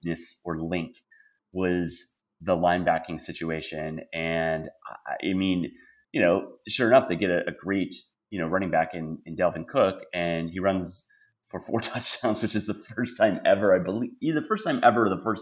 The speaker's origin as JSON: {"language": "English", "region": "Wisconsin", "country": "United States", "moved": "yes", "said": "I'm originally from Wisconsin"}